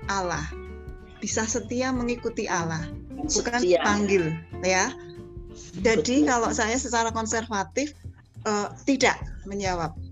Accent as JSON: {"language": "Indonesian", "region": "Java", "country": "Indonesia", "said": "kita orang Jawa bilang bekah pekuh gitu ya nggak tahu apa artinya tapi ya tetap dibaca"}